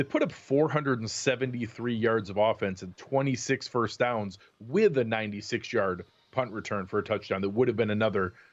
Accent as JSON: {"language": "English", "region": "Florida", "country": "United States", "tie": "born or raised there", "said": "growing up in Florida"}